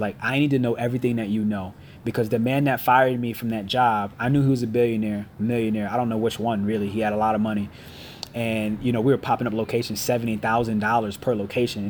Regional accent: Connecticut, United States; I'm from Connecticut, which is 6 hours away, and 2 hours from New York

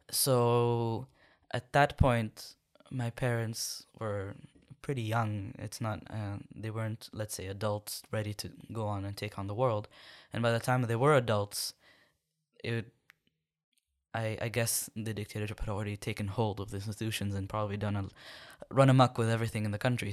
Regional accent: Jeddah, Makkah Province, Saudi Arabia; moved away as an adult; also born or lived in Sudan; now in Khartoum, Sudan; I was born and and lived most of my life in the coastal city of Jeddah

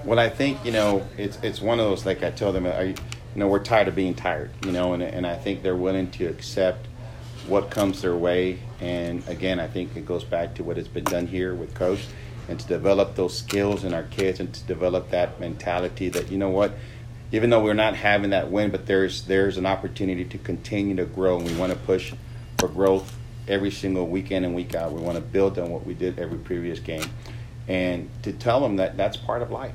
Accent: Eagle Pass, Texas, United States; moved away as an adult; now in Lubbock, United States; I grew up in Eagle Pass

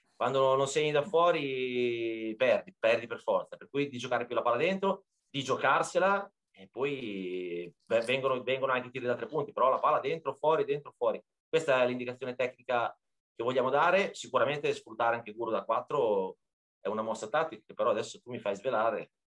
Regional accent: Bologna, Emilia-Romagna, Italy; moved away as an adult; also born or lived in Ancona; now in Marche, Italy; noi siamo di Bologna, centro, abitavamo in centro, proprio a tre minuti da Piazza Zarita

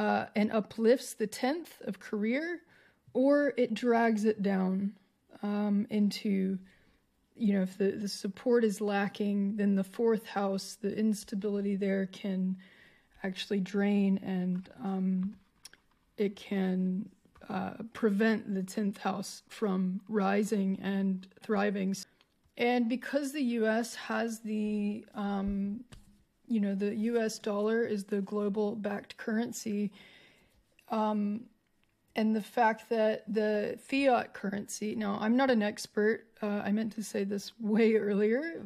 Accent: United States; now in Australia; as an American to be in Australia

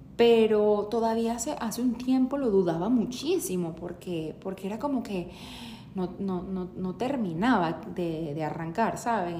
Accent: Venezuela; moved away as an adult; now in United States; yo salí eh, de Venezuela en el 2017

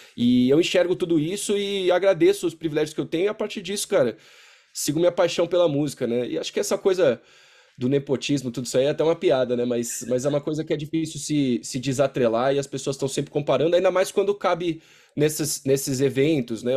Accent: Brazil; eu sou, cresci no Brasil

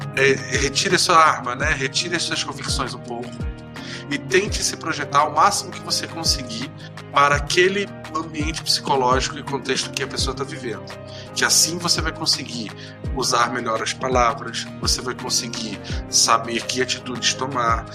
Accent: Macaé, Rio de Janeiro, Brazil; now in Curitiba, Brazil; Eu sou de Macaé, que fica uma cidade fica fica 160 quilômetros do norte do, da capital do Rio de Janeiro

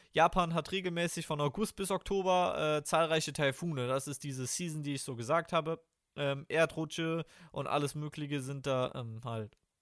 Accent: Germany; als Deutscher

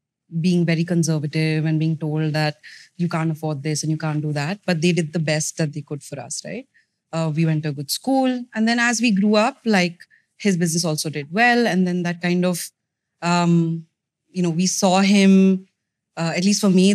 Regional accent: Mumbai, Maharashtra, India; So I'm from Bombay. I grew up there.

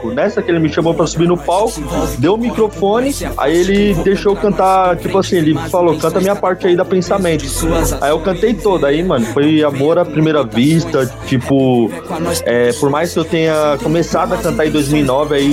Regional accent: Itaquaquecetuba, São Paulo, Brazil; eu sou daqui de Itaquaquecetuba, São Paulo. Aqui da Zona Leste, finalzão da Leste de São Paulo.

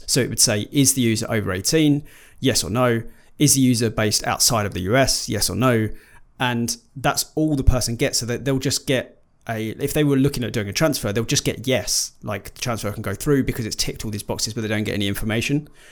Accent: United Kingdom; we are British

